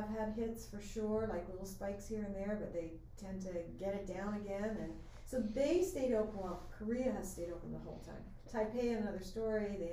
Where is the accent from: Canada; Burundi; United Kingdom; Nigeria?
Canada; remember I'm Canadian, so that's why I say North America.